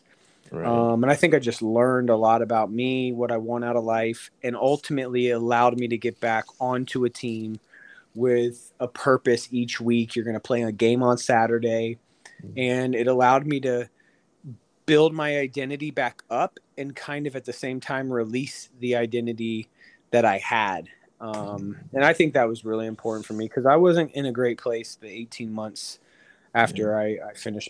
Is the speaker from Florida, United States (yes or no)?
yes; Orlando, Florida, United States; moved away as an adult; I mean, I grew up on Dean Road. I was in East Orlando my whole life.